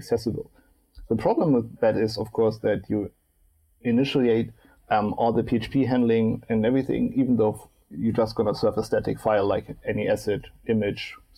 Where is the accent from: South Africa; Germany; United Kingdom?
Germany; Hamburg; I'm sitting in Hamburg right now. Actually, my hometown